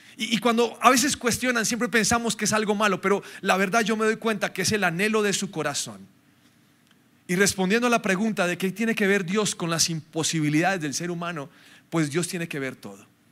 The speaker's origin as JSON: {"language": "Spanish", "country": "Colombia", "said": "Nosotros somos muy colombianos"}